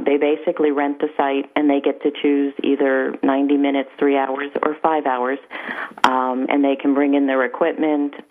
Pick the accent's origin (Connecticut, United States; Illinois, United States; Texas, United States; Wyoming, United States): Connecticut, United States; now in St. Augustine, United States; I actually am from Connecticut.